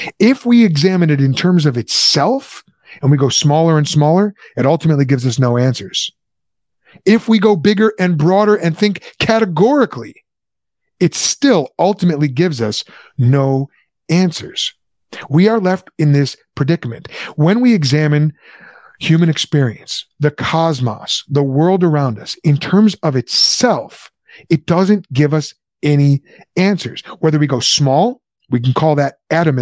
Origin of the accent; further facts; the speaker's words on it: United States; I'm an American.